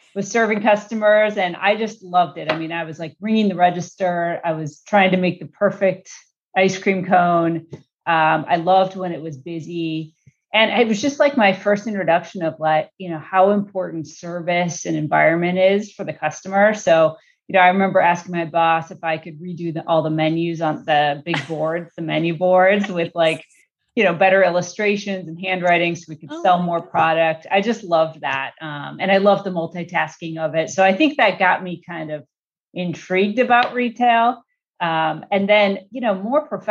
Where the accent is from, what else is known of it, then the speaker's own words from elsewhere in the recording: Chicago, Illinois, United States; now in California, United States; I grew up in Chicago. I'm a Midwest girl.